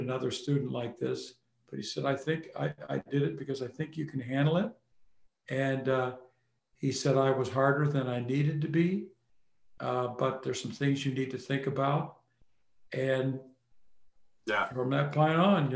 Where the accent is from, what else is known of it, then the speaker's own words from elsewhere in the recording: Northwest Illinois, United States; also born or lived in Nottingham, England; I grew up in the Midwest, Northwest Illinois